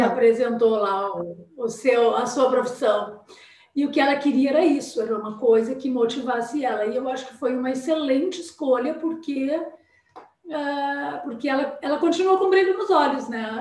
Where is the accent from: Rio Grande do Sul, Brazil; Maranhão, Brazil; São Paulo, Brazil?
Rio Grande do Sul, Brazil; Porto Alegre; also born or lived in Pelotas; Eu sou aqui de Porto Alegre, né? Mas eu fui estudar em Pelotas e fiquei lá e me casei lá e estava morando lá